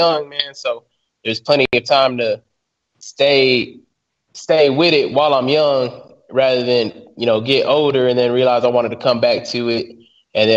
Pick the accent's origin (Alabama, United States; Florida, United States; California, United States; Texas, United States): Texas, United States; we're both from Texas